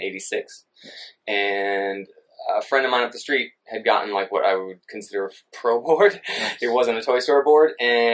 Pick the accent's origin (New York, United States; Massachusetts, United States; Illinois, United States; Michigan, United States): Massachusetts, United States; Shrewsbury; also born or lived in Boston; So I grew up in Shrewsbury, Mass., like Central Mass., right outside of Worcester